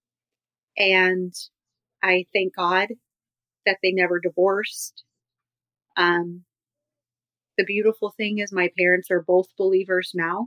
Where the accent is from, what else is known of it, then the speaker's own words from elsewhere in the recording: Los Angeles, California, United States; growing up in Hollywood